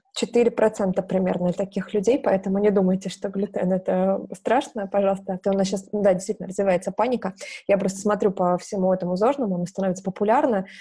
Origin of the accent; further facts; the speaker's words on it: Novorossiysk, Krasnodar Krai, Russia; Я из Новороссийска, из Краснодарского края.